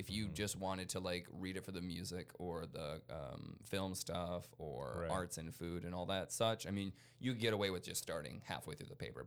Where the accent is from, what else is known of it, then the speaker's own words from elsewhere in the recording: Rhode Island, United States; also born or lived in Chicago; now in Austin, United States; I'm from Rhode Island, but I lived in Chicago